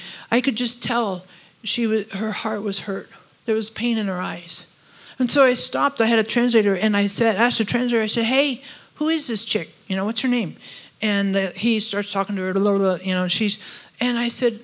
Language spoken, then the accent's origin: English; United States; we're all from America